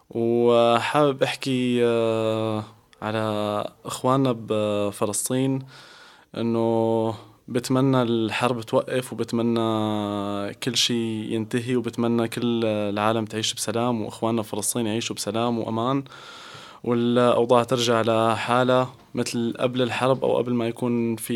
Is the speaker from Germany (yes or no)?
no; Damascus, Damascus Governorate, Syria; German is a second language; now in Austria; Ich komme aus Syrien, aus Damaskus, der Hauptstadt. Und mhm. äh, ja, bin ich äh, seit zwei Jahren hier in Österreich.